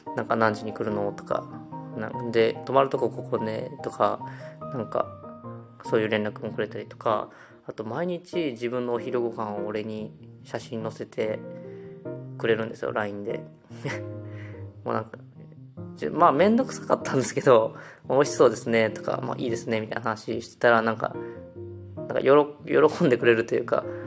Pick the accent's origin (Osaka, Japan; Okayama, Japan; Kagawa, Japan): Osaka, Japan; now in Tokushima, Japan; 地元に帰ってて